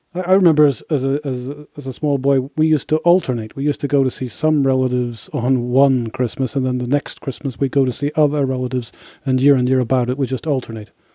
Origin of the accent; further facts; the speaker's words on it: Northern Ireland, United Kingdom; now in Hungary; I grew up in Northern Ireland